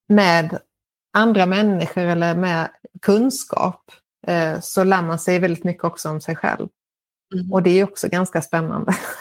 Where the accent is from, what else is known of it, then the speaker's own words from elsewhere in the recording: Lund, Skåne, Sweden; moved away as an adult; now in Madrid, Spain; jag kom ursprungligen från Lund